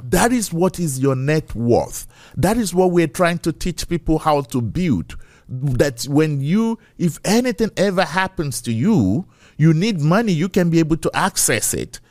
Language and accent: English; Ekiti, Nigeria; moved away as an adult; now in United States; I was raised in Nigeria, right? I'm a Yoruba boy